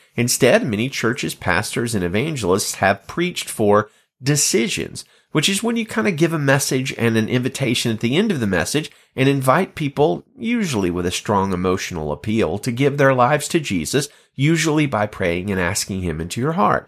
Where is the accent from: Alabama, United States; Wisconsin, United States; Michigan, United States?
Alabama, United States; the state of Alabama. My home state